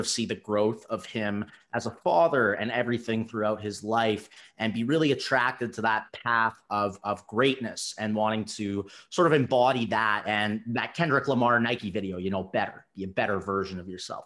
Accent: Canada

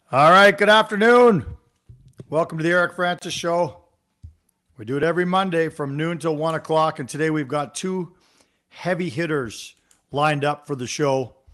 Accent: Toronto, Ontario, Canada; I grew up in Toronto.

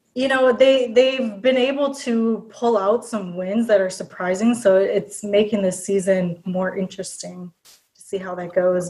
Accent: Minnesota, United States; born and raised in Minnesota

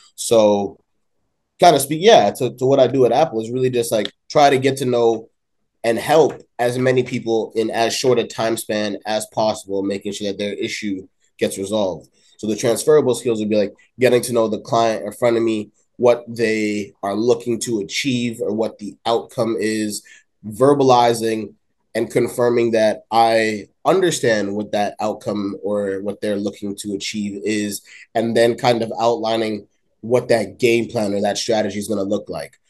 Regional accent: Woodbridge, Ontario, Canada; now in Toronto, Canada; I was in Toronto for like my first nine years, and I grew up in Woodbridge, like the 15 years to follow, and then I came back to Toronto like five years ago.

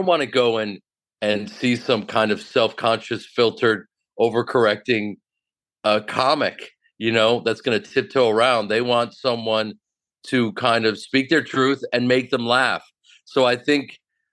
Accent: Evanston, Illinois, United States; accent: Chicago; moved away; I'm from Evanston, which is about a stone's throw from Chicago.

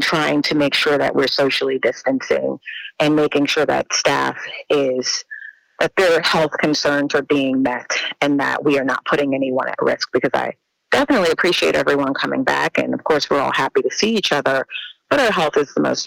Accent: New Orleans, Louisiana, United States; moved away as an adult; was born and raised in New Orleans.

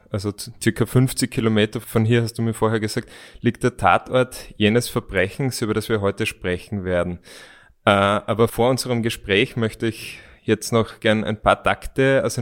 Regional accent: Graz, Styria, Austria; als Grazer, als Stadtmensch kennen wir da überhaupt nicht aus.

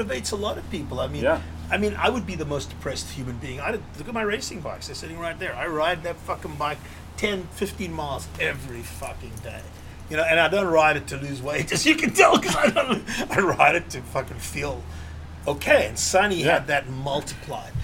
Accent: Cape Town, Western Cape, South Africa; moved away as an adult; also born or lived in New York; we grew up in Seapoint together

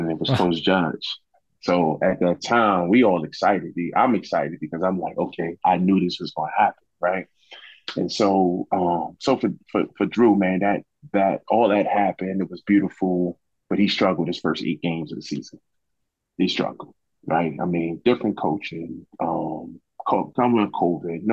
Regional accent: United States; now in Georgia, United States; going back to my hometown

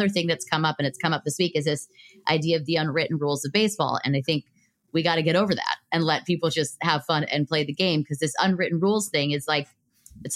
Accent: Los Angeles, California, United States; I'm from Los Angeles

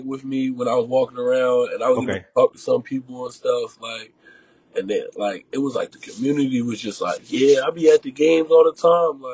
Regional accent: outside of Philadelphia, Pennsylvania, United States; I grew up right outside of Philly

